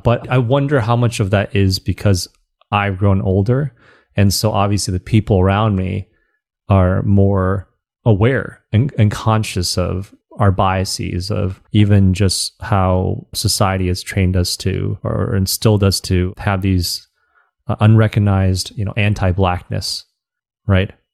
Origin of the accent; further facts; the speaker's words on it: Southeast Michigan, United States; also born or lived in China; I grew up in Southeast Michigan